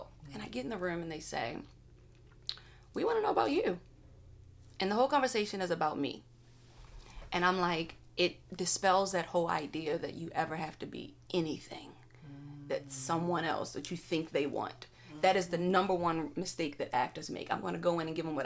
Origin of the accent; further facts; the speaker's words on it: Baltimore, Maryland, United States; I'm from Baltimore